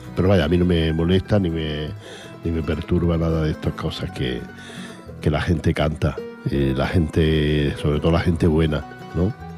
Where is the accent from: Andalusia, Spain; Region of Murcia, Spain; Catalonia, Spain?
Andalusia, Spain; Granada; accent: Granada; moved away; Yo tengo, por ejemplo, un acento muy mm, de Granada, porque soy de Granada